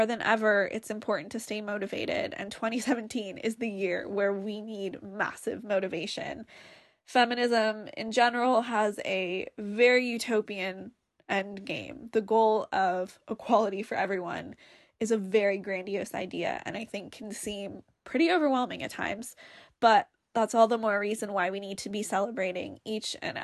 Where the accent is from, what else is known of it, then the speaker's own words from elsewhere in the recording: San Francisco, California, United States; now in London, United Kingdom; I'm currently living in London, England, and I'm from San Francisco, California.